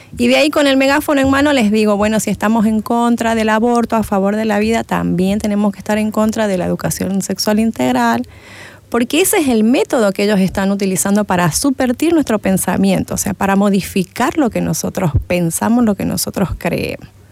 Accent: Argentina; moved away as an adult; now in Santa Cruz de la Sierra, Bolivia; Yo vengo de Argentina, en Argentina hice lo que es primaria, secundaria, parte de la universidad. Después, eh, por el problema económico que había en Argentina, volví a mi tierra, ¿no? Soy cruceña

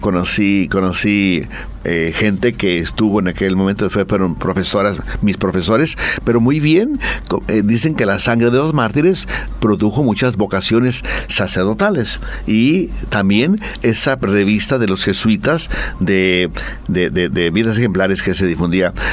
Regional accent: Guadalajara, Jalisco, Mexico; yo soy de Guadalajara

